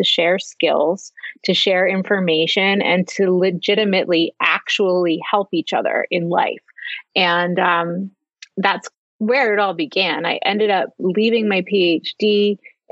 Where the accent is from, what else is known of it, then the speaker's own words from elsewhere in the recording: New Jersey, United States; also born or lived in Los Angeles; now in Philadelphia, United States; I grew up in New Jersey. I live in Philadelphia